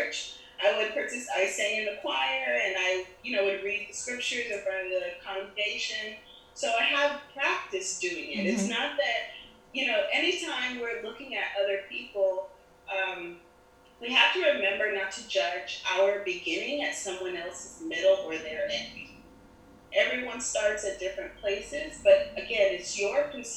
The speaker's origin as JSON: {"language": "English", "country": "Germany", "tie": "born or raised there", "also_born_or_lived": "Nigeria / Panama", "moved": "yes", "lives_now": "Miami, United States", "said": "my dad's from Nigeria, my mm-hmm. mother's from Panama, I was born in Germany"}